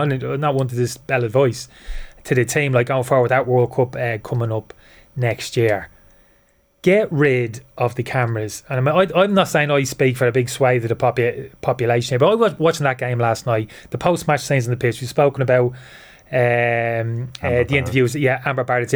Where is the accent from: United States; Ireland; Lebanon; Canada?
Ireland; Dublin, Leinster; born or raised there; moved away as an adult; also born or lived in United Kingdom